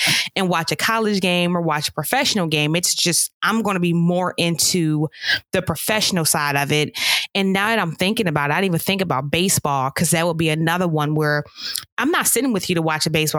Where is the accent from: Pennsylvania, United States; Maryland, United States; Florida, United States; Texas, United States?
Pennsylvania, United States; Pittsburgh; I grew up in Pittsburgh